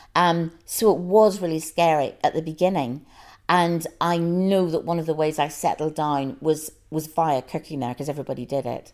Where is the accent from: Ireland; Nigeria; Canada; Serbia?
Ireland; now in London, United Kingdom; I'm Irish and I feel very Irish, but I wouldn't go back and live there again